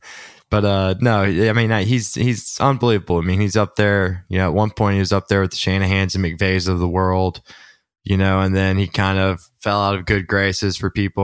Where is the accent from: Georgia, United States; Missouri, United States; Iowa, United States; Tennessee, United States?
Georgia, United States; Watkinsville; I'm from Walkinsville, Georgia. That's where Zaxby's started